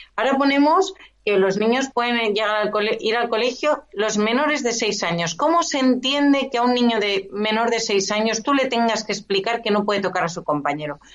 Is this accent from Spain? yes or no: yes; Esplugues de Llobregat, Catalonia, Spain; la gran mayoría de mi vida la he pasado en Esplugas y yo nací en Esplugas